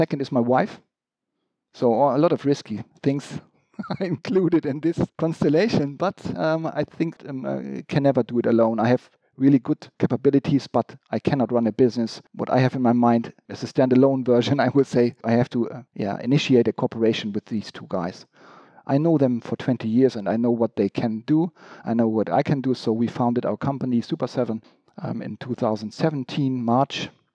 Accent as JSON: {"language": "English", "region": "Hamburg", "country": "Germany", "tie": "born or raised there", "said": "I was born really in also in Hamburg. So I'm origin from Hamburg. I left Hamburg for some time, but I just grew up here in quite normal conditions"}